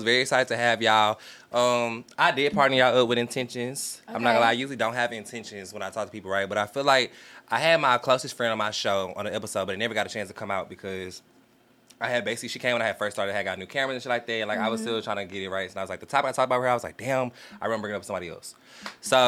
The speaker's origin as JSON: {"language": "English", "region": "the South", "country": "United States", "said": "I'm from the South"}